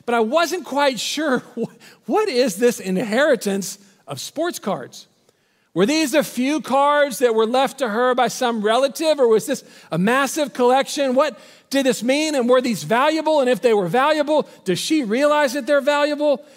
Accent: Waco, Texas, United States; moved away as an adult; also born or lived in Dallas; We're both from Waco, and we are moving back to Waco in this season

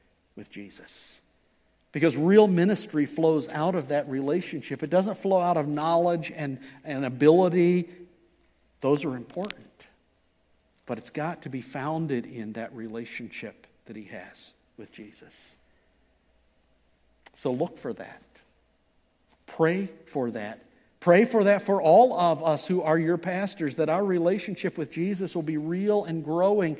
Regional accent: Ohio, United States; moved away; I was from Ohio

